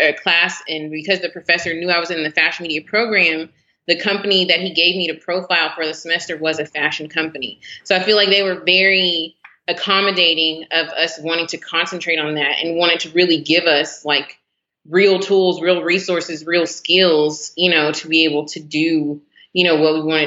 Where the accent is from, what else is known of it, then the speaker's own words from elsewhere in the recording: Garland, Texas, United States; Born and raised in Dallas, Texas, actually kind of Garland, Texas.